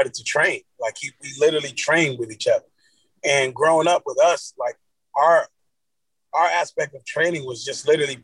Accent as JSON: {"language": "English", "town": "Miami Gardens", "region": "Florida", "country": "United States", "tie": "born or raised there", "also_born_or_lived": "Cooper City, Florida", "said": "I grew up in Carroll City"}